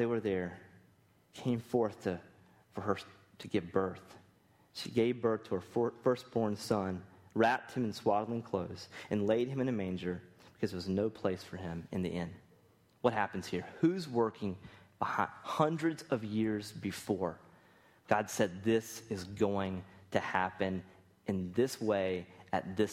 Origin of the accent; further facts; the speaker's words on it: Rocky Mount, North Carolina, United States; I'm from Rocky Mount